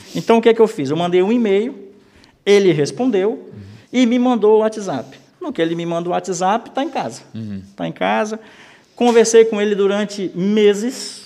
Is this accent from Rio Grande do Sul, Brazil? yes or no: no; Amazonas, Brazil; moved away as an adult; also born or lived in Manaus / Florianópolis; now in Gaspar, Brazil; eu sou do Amazonas